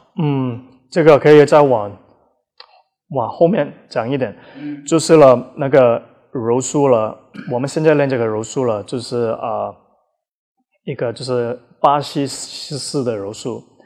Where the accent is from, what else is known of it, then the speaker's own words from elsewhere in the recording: Australia; also born or lived in Taiwan; now in Shanghai, China; 我是在澳大利亚长大的